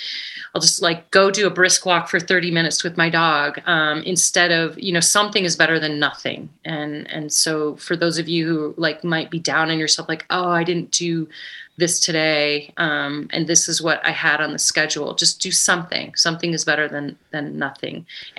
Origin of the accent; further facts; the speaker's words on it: Ketchum, Idaho, United States; …'s Private Idaho is my gravel event in my hometown of Ketchum, Sun Valley, Idaho.